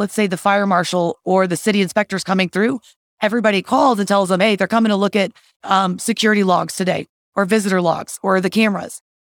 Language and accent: English; Texas, United States; also born or lived in Colorado; now in Denver, United States; I am from Texas.